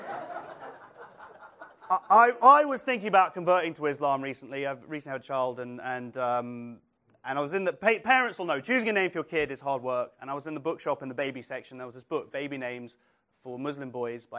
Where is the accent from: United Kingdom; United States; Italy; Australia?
United Kingdom; England; I'm very proud of being English and British and Jewish